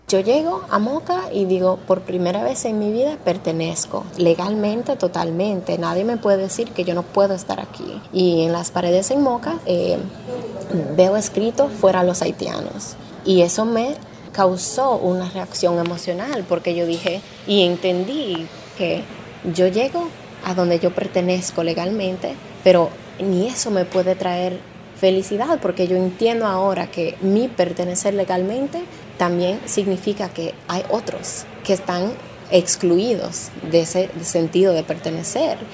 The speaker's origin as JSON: {"language": "Spanish", "region": "Arizona", "country": "United States", "tie": "born or raised there", "also_born_or_lived": "Dominican Republic", "moved": "as an adult", "said": "En el año 96 me fui con mi familia para los Estados Unidos. Em, yo crecí en Arizona"}